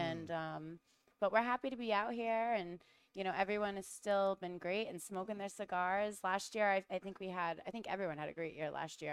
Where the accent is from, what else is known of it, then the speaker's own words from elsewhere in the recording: Rhode Island, United States; accent: Rhode Island; my Rhode Island accent